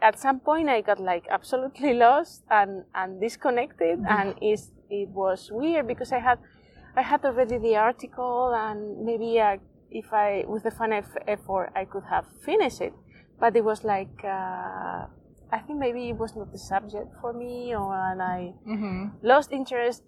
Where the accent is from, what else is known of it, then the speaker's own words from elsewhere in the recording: Spain; English is a second language; I'm from Spain